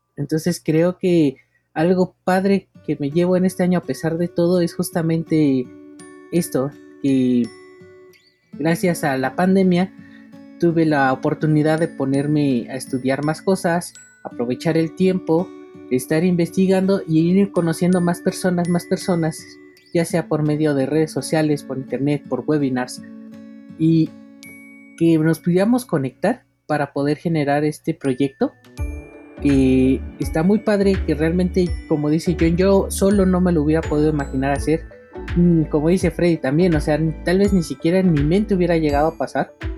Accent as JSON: {"language": "Spanish", "country": "Mexico", "said": "aquí en mi país, México"}